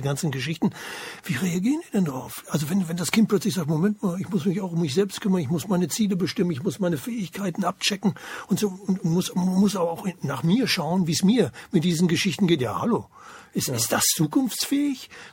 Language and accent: German; eastern Germany, Germany; bei uns im Osten, wir im Osten